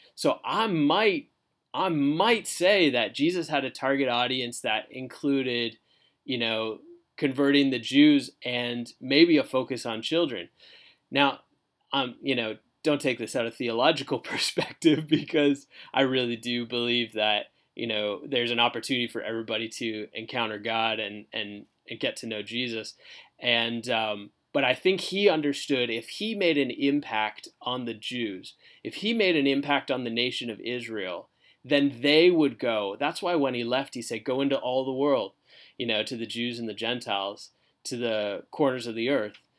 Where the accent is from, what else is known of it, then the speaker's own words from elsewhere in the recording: Canada; moved away as an adult; now in Fort Myers, United States; I was born and raised in Canada